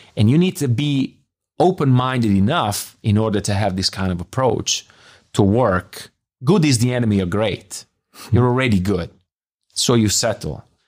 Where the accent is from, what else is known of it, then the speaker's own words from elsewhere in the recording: Bologna, Emilia-Romagna, Italy; English is a second language; moved away as an adult; also born or lived in Biella; now in Munich, Germany; I'm from Bologna